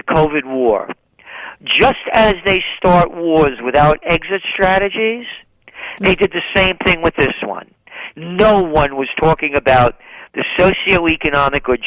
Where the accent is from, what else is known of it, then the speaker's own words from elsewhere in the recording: New York City, New York, United States; moved away as an adult; now in Kingston, United States; I'm a guy born in the Bronx